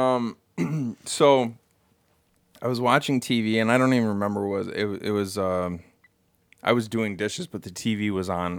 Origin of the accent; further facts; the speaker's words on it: United States; I'm an American